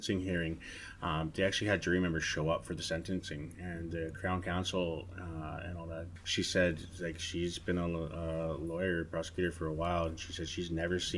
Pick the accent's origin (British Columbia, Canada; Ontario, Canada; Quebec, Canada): British Columbia, Canada; Nanaimo; growing up in Nanaimo